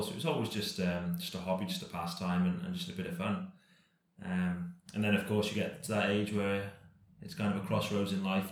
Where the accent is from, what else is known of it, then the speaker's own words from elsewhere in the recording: Cardiff, Wales, United Kingdom; born and bred in Cardiff